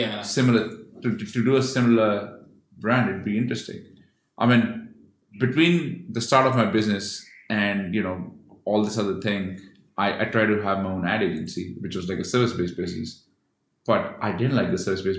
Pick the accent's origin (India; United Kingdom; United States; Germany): India; I'm Indian